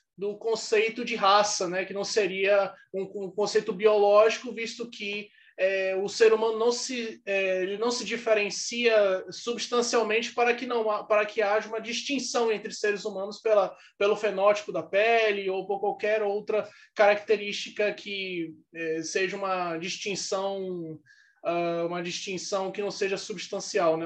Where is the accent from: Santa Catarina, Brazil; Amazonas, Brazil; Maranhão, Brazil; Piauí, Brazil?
Amazonas, Brazil; eu sou do Amazonas